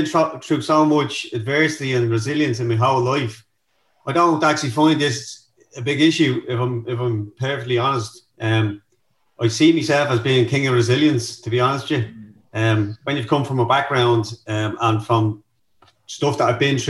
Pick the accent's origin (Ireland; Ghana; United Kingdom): Ireland; Dublin, Leinster; I grew up in North County, Dublin, in a place called Darndale.